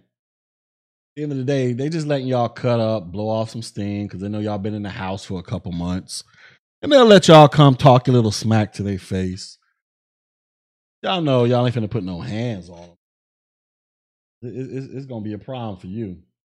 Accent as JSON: {"language": "English", "country": "United States", "tie": "born or raised there", "said": "glad I was born in America, baby. I'm proud to be an American."}